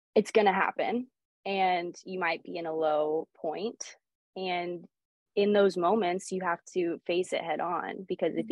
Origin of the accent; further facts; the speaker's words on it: Sherwood, Oregon, United States; also born or lived in Lisbon, Portugal; I basically spent my whole life growing up here um, in Oregon